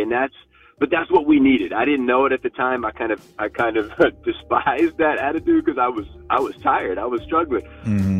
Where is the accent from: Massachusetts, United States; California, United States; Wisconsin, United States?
California, United States; Stanford; I grew up literally on Stanford Ave